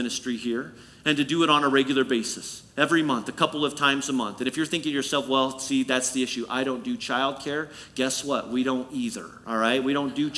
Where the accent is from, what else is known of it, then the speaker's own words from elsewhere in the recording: Illinois, United States; the church family that I had the pleasure of growing up in Illinois